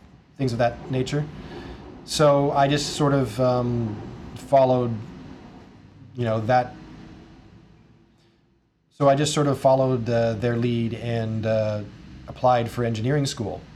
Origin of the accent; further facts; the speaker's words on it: Jefferson City, Missouri, United States; I started out in one university that was in my hometown, Jefferson City